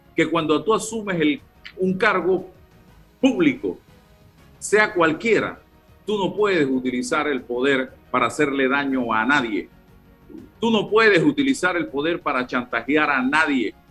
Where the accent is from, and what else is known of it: Panama